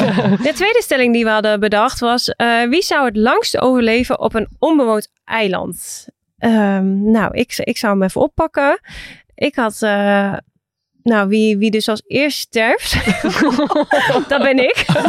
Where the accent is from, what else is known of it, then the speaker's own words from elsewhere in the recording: Assen, Drenthe, Netherlands; Ik ben ook geboren in Assen.